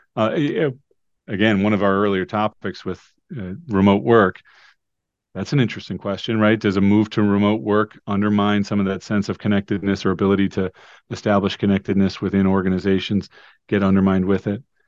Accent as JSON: {"language": "English", "town": "Cleveland", "region": "Ohio", "country": "United States", "tie": "born or raised there", "also_born_or_lived": "Rochester, New York", "moved": "as an adult", "said": "my hometown of Cleveland, Ohio"}